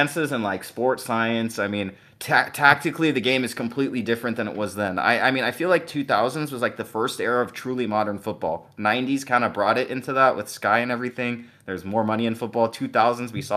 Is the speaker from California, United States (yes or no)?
yes; California, United States; I'm from Cali